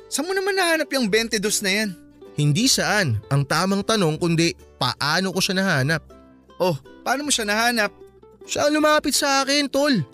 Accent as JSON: {"language": "Tagalog", "country": "Philippines", "said": "Sabi ko Pinoy ako, may konting dugulang ng hapon. Kasi nga may lahi naman talaga kaming Japanese."}